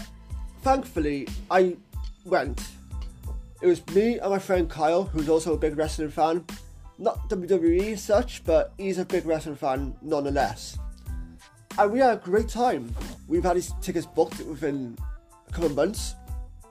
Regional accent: Cardiff, Wales, United Kingdom; here in my hometown of Cardiff

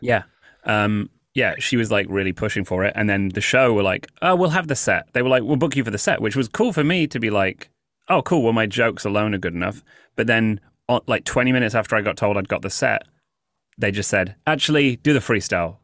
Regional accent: United Kingdom; moved away as an adult; also born or lived in Los Angeles; now in New York, United States; I'm British

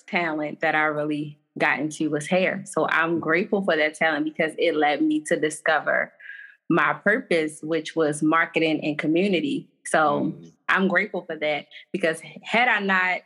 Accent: Baltimore, Maryland, United States; I'm from Baltimore

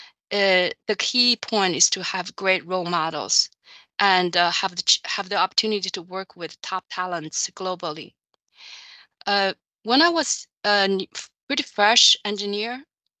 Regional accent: China; moved away as an adult; also born or lived in United States; now in Chicago, United States; I grew up in China

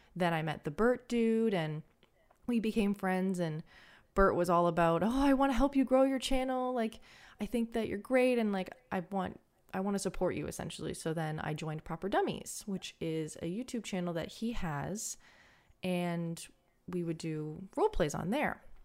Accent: Canada; I'm Canadian

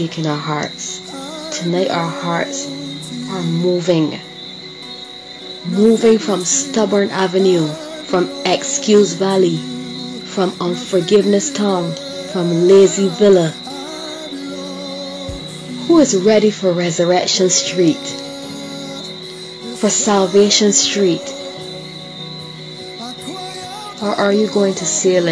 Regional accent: Barbados; Barbados. Of course, my hometown

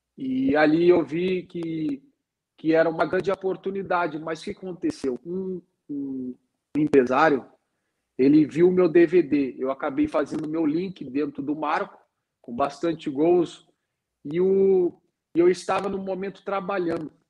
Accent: Porto Alegre, Rio Grande do Sul, Brazil; eu sou gaúcho, meu irmão também, nós somos, somos gaúcho uh, de Porto Alegre

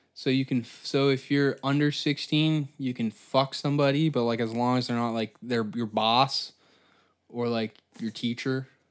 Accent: Canada; I'm Canadian

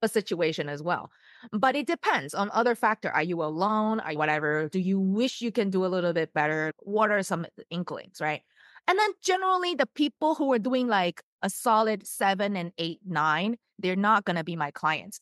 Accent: Taiwan; moved away as an adult; now in United States; I was born in the States and I grew up in Taiwan. And so that's how I learned Mandarin and all that. But after college, I came to the States.

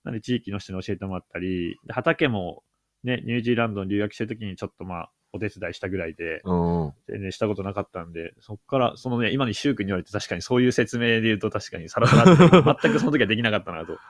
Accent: Kyoto, Japan; moved away as an adult; now in Kawasaki, Miyagi, Japan; 僕自身は別に、あの、京都出身だけど

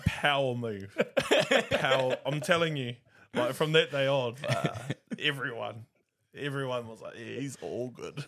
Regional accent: Hamilton, Waikato, New Zealand; I'm from Hamilton. Waikato Haere, I'm Māori.

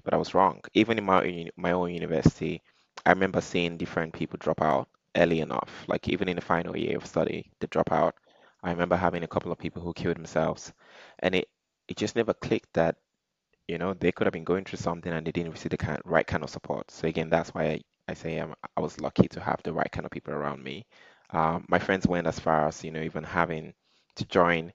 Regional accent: Nigeria; being Nigerian

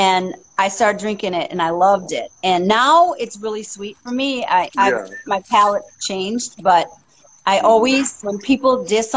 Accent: Boston, Massachusetts, United States; moved away as an adult; now in Seattle, United States; I'm originally from Massachusetts

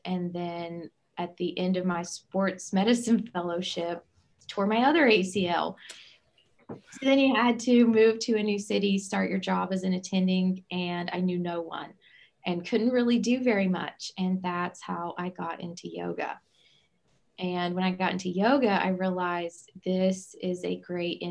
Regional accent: Southern West Virginia, United States; I'm originally from Southern West Virginia

